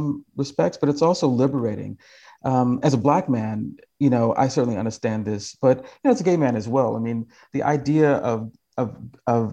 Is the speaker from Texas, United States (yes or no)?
no; Kentucky, United States; now in California, United States; I've been home to Kentucky